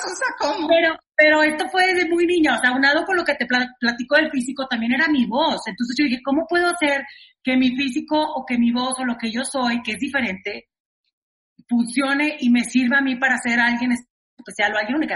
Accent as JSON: {"language": "Spanish", "town": "Monterrey", "region": "Nuevo León", "country": "Mexico", "moved": "yes", "lives_now": "Mexico City, Mexico", "said": "soy de Monterrey, ¿no? Soy una regia que vino a, la Ciudad de México tal cual a probar"}